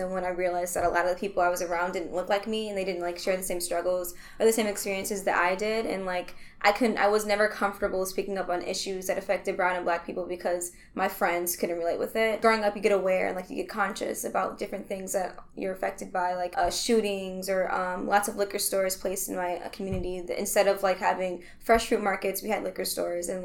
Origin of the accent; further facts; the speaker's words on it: Milwaukee, Wisconsin, United States; I'm a Milwaukee native. I was born in the Harambe neighborhood